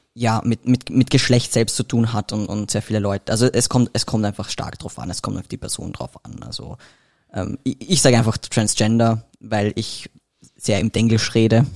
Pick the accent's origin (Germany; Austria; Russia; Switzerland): Austria; Vienna; ich komme aus Wien